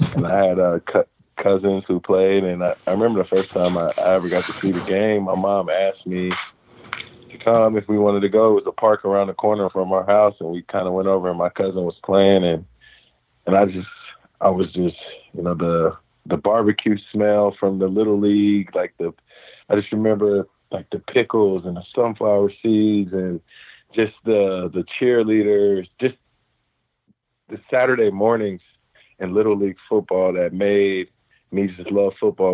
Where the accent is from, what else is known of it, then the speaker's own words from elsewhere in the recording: Cincinnati, Ohio, United States; I grew up in Cincinnati, Ohio